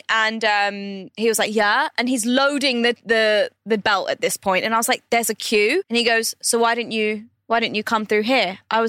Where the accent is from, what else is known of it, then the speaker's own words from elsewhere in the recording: India; now in Dubai, United Arab Emirates; And because I'm Indian, disclaimer, I can say this.